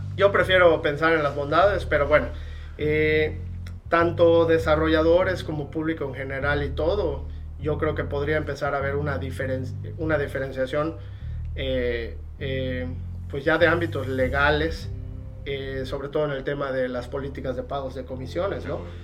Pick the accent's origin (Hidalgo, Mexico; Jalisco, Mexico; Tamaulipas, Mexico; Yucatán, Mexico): Yucatán, Mexico; soy yucateco de hueso colorado